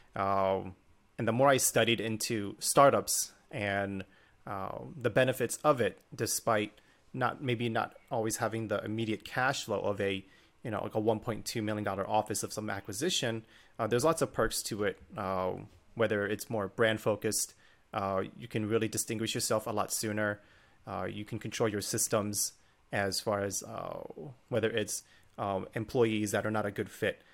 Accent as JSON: {"language": "English", "region": "Northern Virginia", "country": "United States", "tie": "born or raised there", "said": "I grew up in Northern Virginia"}